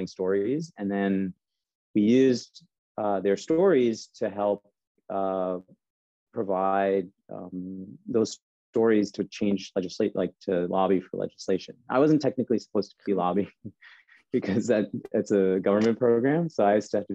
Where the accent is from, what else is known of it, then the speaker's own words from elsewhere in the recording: Chicago, Illinois, United States; moved away; I'm originally from Chicago